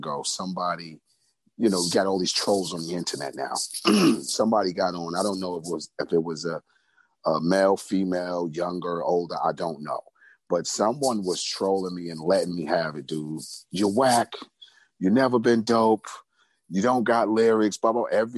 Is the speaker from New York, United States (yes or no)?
yes; New York City, New York, United States; I grew up in Brownsville, Brooklyn